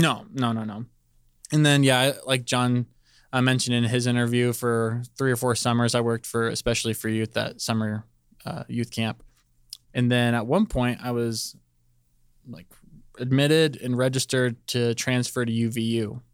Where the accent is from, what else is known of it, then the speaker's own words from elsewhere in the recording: Palmdale, California, United States; moved away as an adult; also born or lived in Northridge, California; I'm from Palmdale, California. Uh, it's L A County.